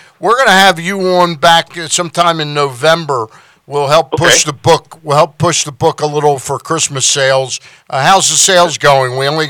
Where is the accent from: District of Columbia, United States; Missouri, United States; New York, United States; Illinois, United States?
District of Columbia, United States; Washington; I grew up, I was born in 52 in Washington, D.C.